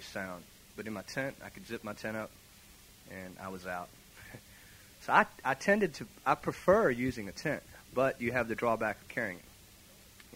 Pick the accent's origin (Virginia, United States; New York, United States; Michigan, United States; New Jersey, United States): Virginia, United States; I'm from Virginia